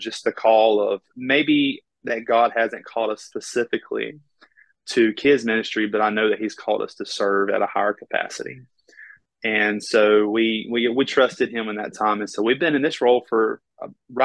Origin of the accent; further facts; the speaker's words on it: Florida, United States; accent: Southern; now in Panama City, United States; I was actually born in a really small rural town. There was actually only 1,500 people in the town that I was, grew up